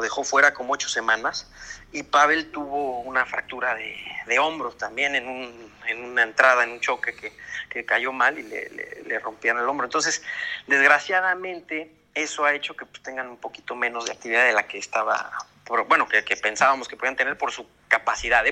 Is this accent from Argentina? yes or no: no; Mexico; now in Spain; nosotros como mexicanos